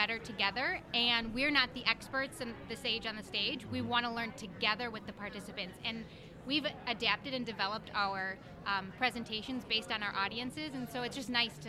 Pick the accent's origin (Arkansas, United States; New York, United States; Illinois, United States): Illinois, United States; Tinley Park; I'm an instructional technology coach for Orland School District, and I'm from Tinley Park.